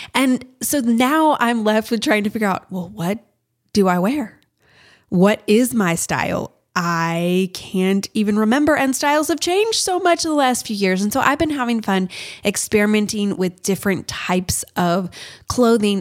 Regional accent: Kansas, United States; moved away; we're from Kansas

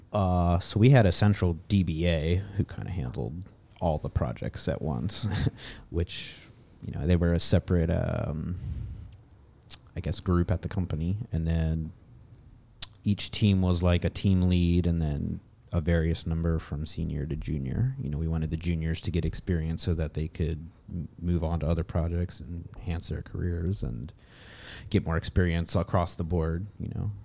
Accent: Maryland, United States; moved away as an adult; now in Vallejo, United States; I'm originally from Maryland, actually. I moved out to California about three years ago, and now I'm living up in, uh, Vallejo

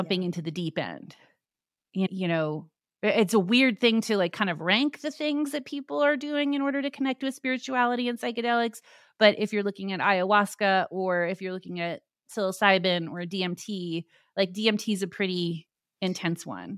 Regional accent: Tucson, Arizona, United States; I grew up in Tucson, Arizona

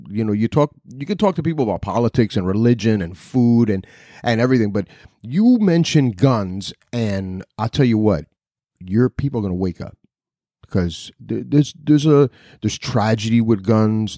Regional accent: Newark, New Jersey, United States; I was born in Newark, New Jersey

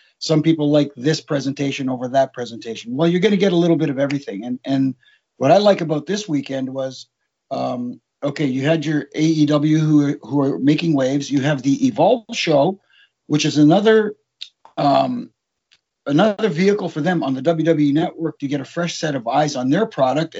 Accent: Toronto, Ontario, Canada; if you were in my age group growing up in Toronto

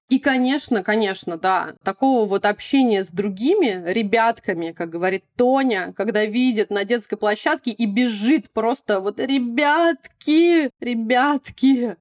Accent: Moscow, Russia; moved away; also born or lived in Kuzminki, Moscow; я практически всю жизнь провела. Ну, то есть такое нано-детство было в Кузьме, вечеринках, а основное время, да, таганка

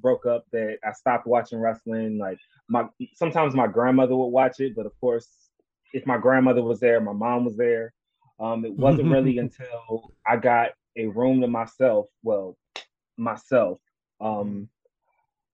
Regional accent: Sylacauga, Alabama, United States; also born or lived in Cleveland, Ohio; When I was 7, my parents split up, and my mom took me and my younger brother down to a place called Sylacauga, Alabama.

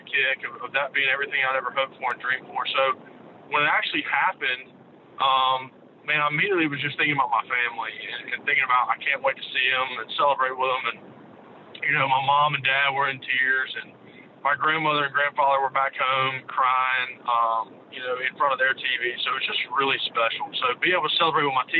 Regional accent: Jackson, Mississippi, United States; I grew up in Jackson, and my dad and mom went to Ole Miss.

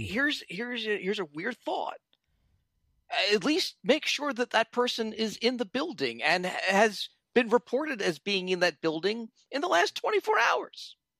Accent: Philadelphia, Pennsylvania, United States; now in Washington, D.C., United States; I was born in, in Philly and now I'm in D C

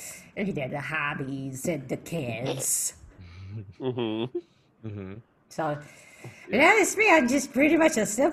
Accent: Ohio, United States; moved away as an adult; I'm from Ohio originally, the Ohio Pepper Steaks, and I met my husband when I was 20 years old.

